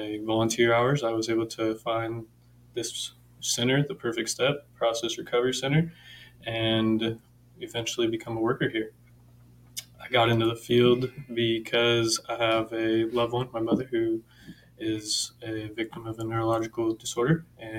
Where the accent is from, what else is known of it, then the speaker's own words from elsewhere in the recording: Northern California, United States; moved away as an adult; now in Southern California, United States; I grew up in Northern California. I came down to Southern California to go to University of Laverne